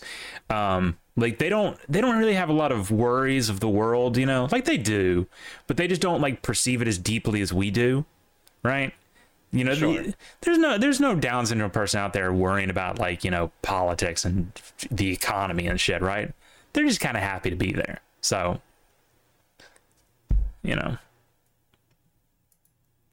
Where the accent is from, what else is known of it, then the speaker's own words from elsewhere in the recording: the South, United States; growing up in the South